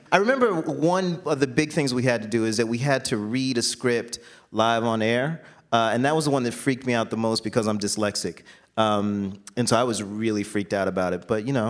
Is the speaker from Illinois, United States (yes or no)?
no; Jacksonville, Florida, United States; moved away; I grew up in Jacksonville, Florida